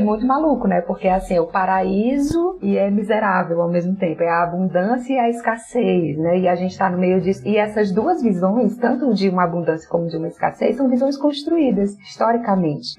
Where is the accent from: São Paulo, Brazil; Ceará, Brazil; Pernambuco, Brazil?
Ceará, Brazil; Fortaleza; accent: Fortaleza; nós aqui de Fortaleza, a gente não tem um sotaque tido como aquele nordestino nordestino mais